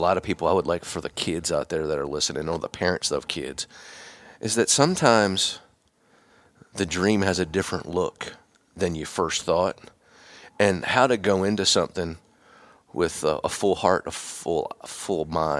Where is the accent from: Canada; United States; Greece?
United States; Pennsylvania; I'm on my own. I'm from Pennsylvania, go to Mississippi State.